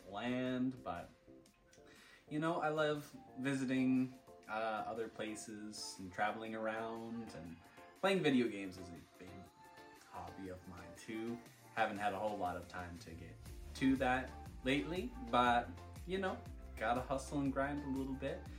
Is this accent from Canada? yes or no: yes; Prince Edward Island, Canada; moved away as an adult; now in Alberta, Canada; Uh, I'm 25 years old. I come from Prince Edward Island, Canada. Uh, moved here to Alberta about eight years ago now